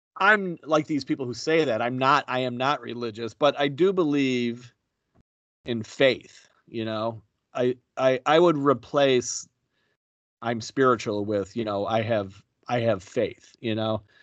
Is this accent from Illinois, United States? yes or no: no; Buffalo, New York, United States; you and I grew up in Buffalo